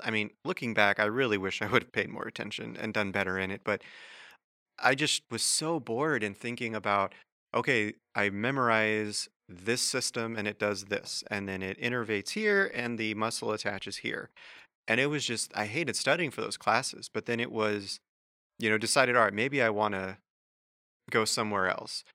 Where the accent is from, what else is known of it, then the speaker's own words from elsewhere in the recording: Wichita, Kansas, United States; moved away; I'm originally from Kansas, and uh, in high school at, in, uh, Wichita, where I'm from